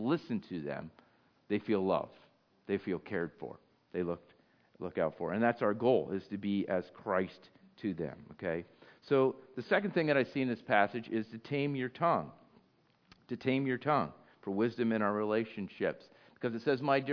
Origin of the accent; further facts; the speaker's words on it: United States; I'm just American. I'm North American. I'm from the United States of America